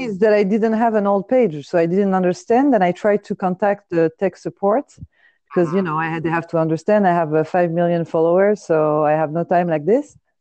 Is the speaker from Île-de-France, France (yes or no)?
yes; Paris, Île-de-France, France; moved away as an adult; now in Los Angeles, United States; I grew up and uh, was raised in Paris